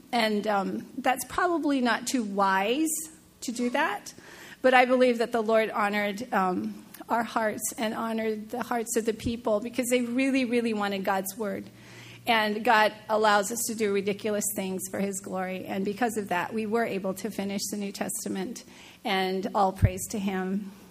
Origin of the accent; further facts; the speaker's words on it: Seattle, Washington, United States; moved away; I'm from Seattle, the home of Starbucks